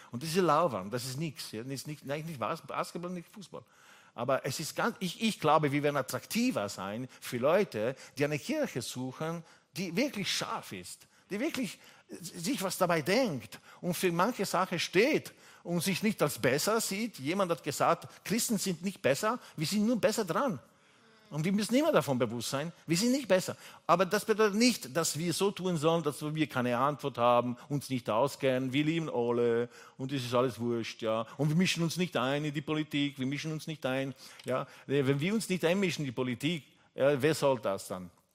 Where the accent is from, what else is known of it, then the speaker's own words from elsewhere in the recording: Italy; German is a second language; also born or lived in England / Austria; now in Vienna, Austria; ich komme ursprünglich aus Italien. Ich bin aufgewachsen mit einer französischen Mama